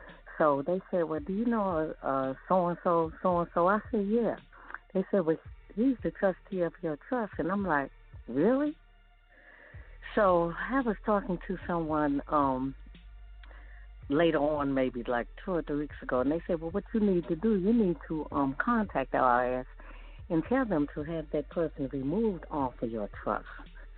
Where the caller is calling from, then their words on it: Maryland, United States; I'm calling from Maryland.